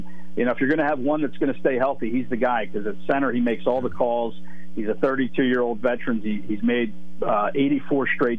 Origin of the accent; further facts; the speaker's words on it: Philadelphia, Pennsylvania, United States; I grew up in Philadelphia